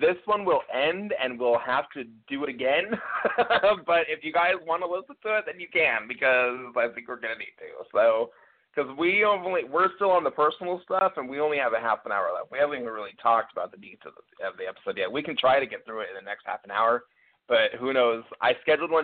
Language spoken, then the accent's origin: English; Seattle, Washington, United States; I'm from Seattle